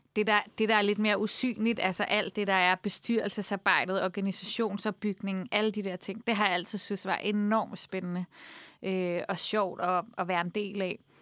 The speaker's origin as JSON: {"language": "Danish", "town": "Copenhagen", "region": "Capital Region of Denmark", "country": "Denmark", "tie": "born or raised there", "said": "jeg er vokset op på Nørrebro"}